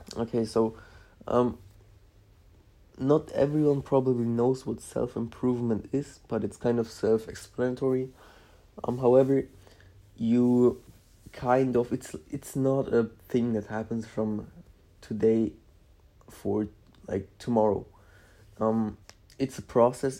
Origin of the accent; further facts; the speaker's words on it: Szczecin, West Pomeranian Voivodeship, Poland; now in Germany; I was born in Poland, um, near the, um, what's it called? Near the uh, border between um, Poland and Germany